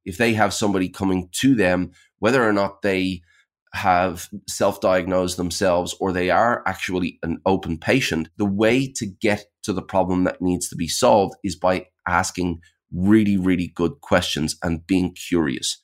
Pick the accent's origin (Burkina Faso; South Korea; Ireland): Ireland; now in Sydney, Australia; I'm, I'm based in Sydney, Australia. I'm actually originally from Ireland, but I've been here about twenty years.